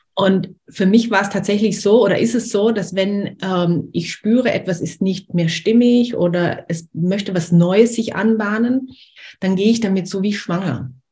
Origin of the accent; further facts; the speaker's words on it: Liechtenstein; also born or lived in Austria; now in France; ich bin in Österreich geboren, in Liechtenstein aufgewachsen